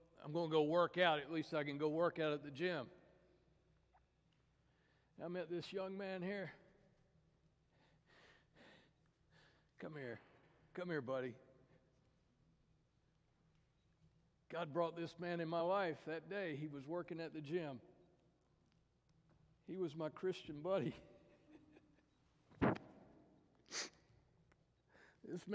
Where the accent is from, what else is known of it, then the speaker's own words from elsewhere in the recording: Tennessee, United States; I grew up in Tennessee